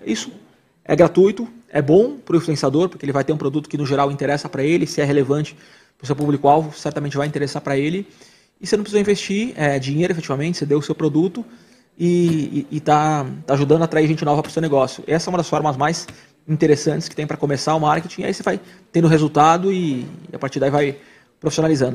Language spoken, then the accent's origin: Portuguese; coast of São Paulo, Brazil; eu sou do litoral de São Paulo